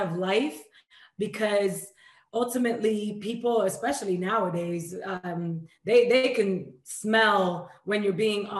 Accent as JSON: {"language": "English", "town": "New York City", "region": "New York", "country": "United States", "tie": "born or raised there", "also_born_or_lived": "Dominican Republic", "moved": "as an adult", "lives_now": "Los Angeles, United States", "said": "I was born in Dominican Republic, raised in New York, and like you said, 8 years now in LA."}